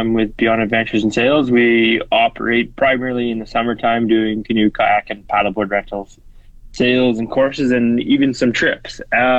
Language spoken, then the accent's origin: English; Saskatoon, Saskatchewan, Canada; moved away as an adult; also born or lived in Lower Mainland, British Columbia; now in Wood Buffalo, Canada; I grew up in Saskatchewan and Saskatoon and spent a lot of our winters and summers in northern Saskatchewan at our cabin.